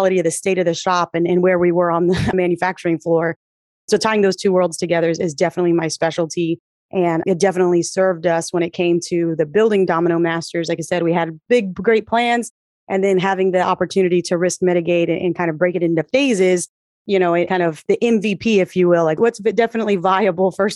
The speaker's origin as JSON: {"language": "English", "region": "South Texas", "country": "United States", "also_born_or_lived": "Milwaukee, Wisconsin", "moved": "as an adult", "said": "I'm originally from South Texas, a fourth generation Tejana"}